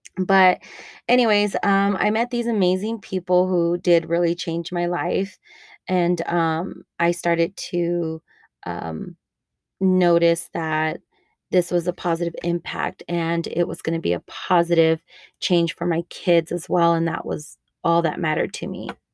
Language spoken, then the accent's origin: English; El Paso, Texas, United States; also born or lived in Denver; I live in El Paso, Texas, where I was raised. I grew up in the Lower Valley and San Elisario area